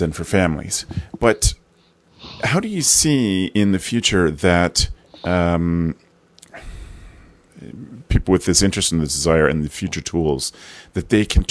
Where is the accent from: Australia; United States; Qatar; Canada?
Canada; being Canadian